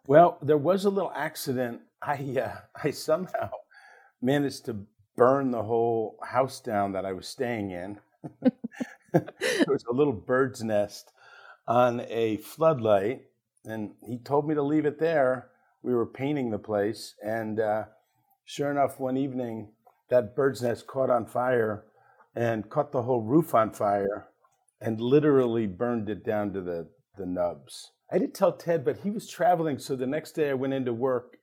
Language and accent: English; Ardmore, Pennsylvania, United States; I grew up in Ardmore, Pennsylvania, small town just outside Philadelphia